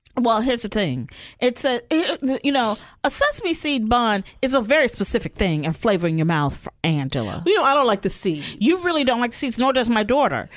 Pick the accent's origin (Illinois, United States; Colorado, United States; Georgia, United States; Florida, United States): Illinois, United States; Chicago; I'm from Chicago